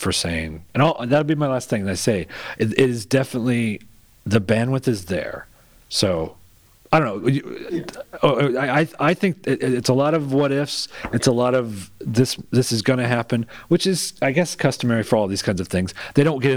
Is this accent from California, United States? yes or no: no; Kansas City, Missouri, United States; I'm from Kansas City, Missouri